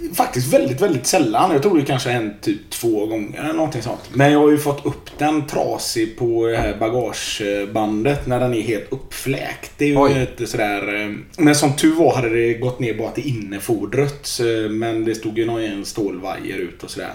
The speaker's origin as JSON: {"language": "Swedish", "town": "Gothenburg", "region": "Västra Götaland", "country": "Sweden", "tie": "born or raised there", "also_born_or_lived": "Frölunda, Tynnered", "said": "Jag är uppväxt i Biskopsgården"}